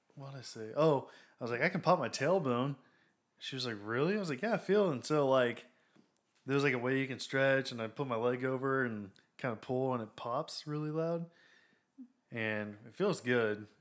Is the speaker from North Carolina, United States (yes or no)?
no; Waxahachie, Texas, United States; We're from Waxahachie.